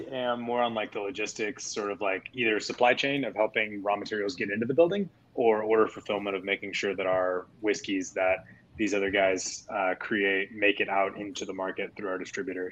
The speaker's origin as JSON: {"language": "English", "region": "Texas", "country": "United States", "also_born_or_lived": "Portland, Oregon", "said": "I'm from Texas originally, but worked for a brewery up in Portland called Ex Novo"}